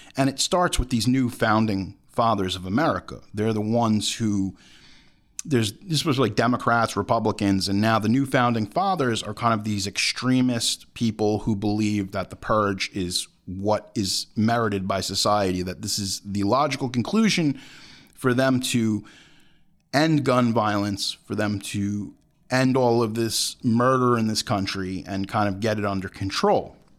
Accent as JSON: {"language": "English", "country": "United States", "said": "as American citizens"}